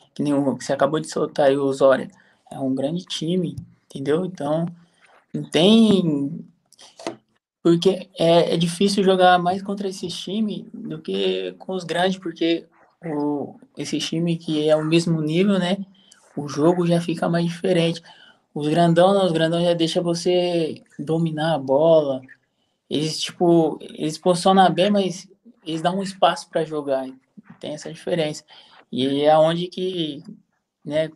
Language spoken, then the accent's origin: Portuguese; São Paulo, Brazil; moved away as an adult; now in Lviv, Ukraine; Sou, sou de São Paulo. Sou da Zona Leste, ali perto de Itaquera, Guianazes.